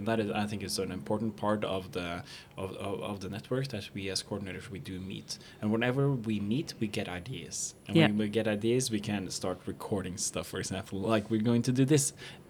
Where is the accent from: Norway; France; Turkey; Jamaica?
Norway; Oh, yeah, that's my dialect. So I'm from Norway